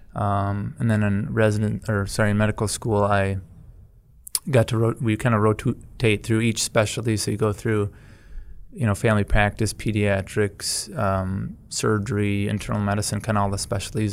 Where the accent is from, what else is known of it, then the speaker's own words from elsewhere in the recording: Black River Falls, Wisconsin, United States; also born or lived in Milwaukee; I grew up in Black River